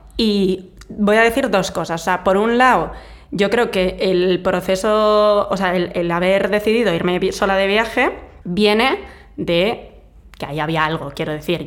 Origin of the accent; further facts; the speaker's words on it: Vitoria, Basque Country, Spain; moved away; yo soy de una ciudad pequeña, bueno, yo soy de Vitoria